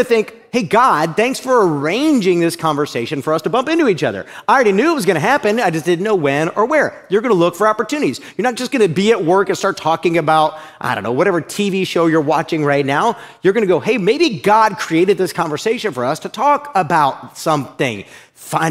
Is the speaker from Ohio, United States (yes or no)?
yes; Uniontown, Ohio, United States; moved away; I grew up in a little area called Uniontown, Ohio. It's right outside of Akron, Ohio